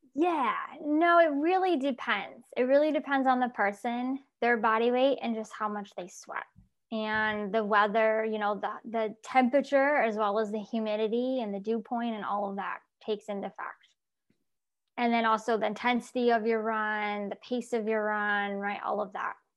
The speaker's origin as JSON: {"language": "English", "area": "Syracuse, Albany area", "region": "upstate New York", "country": "United States", "moved": "yes", "lives_now": "Florida, United States", "said": "I originally from New York, And I now am in Florida."}